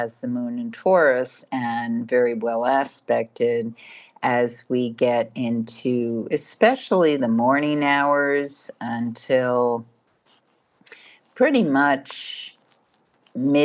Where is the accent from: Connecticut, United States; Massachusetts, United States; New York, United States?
New York, United States; I'm from New York